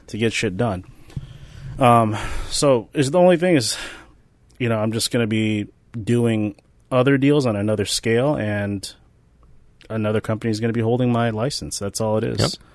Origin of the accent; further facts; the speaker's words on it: Philippines; I am Filipino which is basically like the Mexicans of Asia